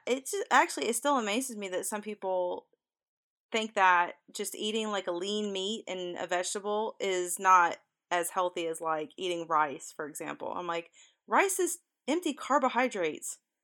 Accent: the South, United States; I'm from the South

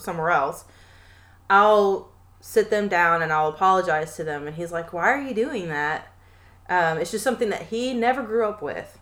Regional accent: Tennessee, United States; we are from the South. Me and my cousin are from here, from mm-hmm. Tennessee

